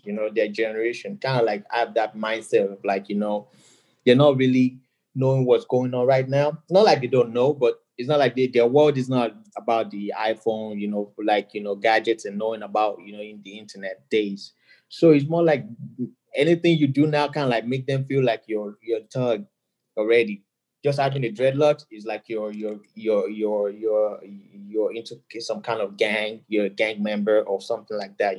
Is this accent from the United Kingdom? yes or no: no; Nigeria; moved away as an adult; now in United States; I'm a DJ, Nigerian, born and raised, um, and I moved